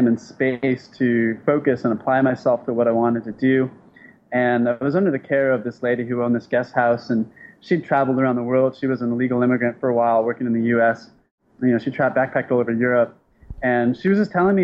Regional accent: San Diego, California, United States; I'm from San Diego, which is pretty close to Mexico.

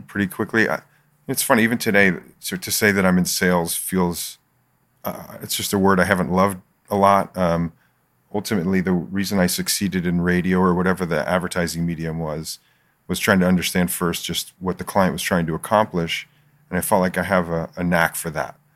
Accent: Philadelphia, Pennsylvania, United States; moved away as an adult; also born or lived in Michigan; now in San Diego, United States; I grew up in Philly

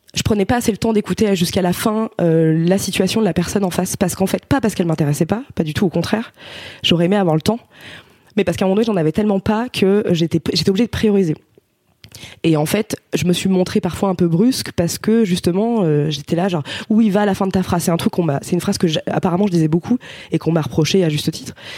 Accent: Ardèche, Auvergne-Rhône-Alpes, France; j'étais au lycée en fait parce qu'on vient d'Ardèche tous les deux.

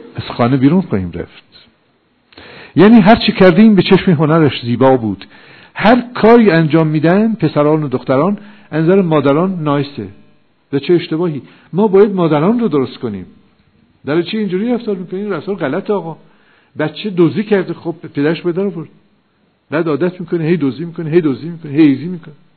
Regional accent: Iran; ما ایرانی هستیم ما با ملل دیگه فرق داریم

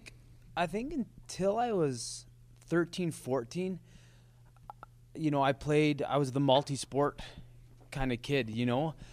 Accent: Lethbridge, Alberta, Canada; born and raised. Parents born and raised in Lethbridge as well

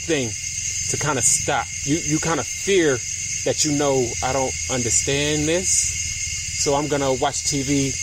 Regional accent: New York, United States; I grew up in New York

